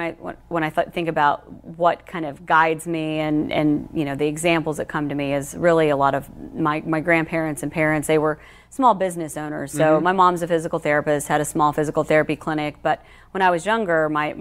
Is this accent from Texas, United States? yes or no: no; Chickasha, Oklahoma, United States; being from Chickasha